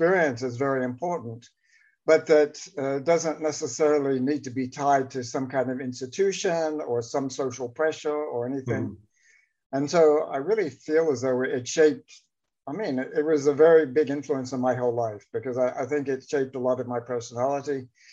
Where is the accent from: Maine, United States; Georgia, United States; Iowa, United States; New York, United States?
Georgia, United States; Atlanta; I grew up in Atlanta, Georgia